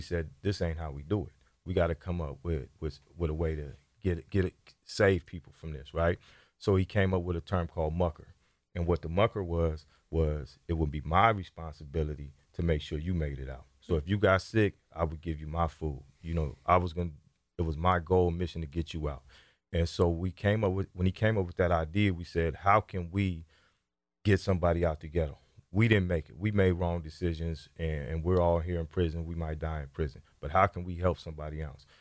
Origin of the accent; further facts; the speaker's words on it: Sacramento, California, United States; I grew up right here in North Sacramento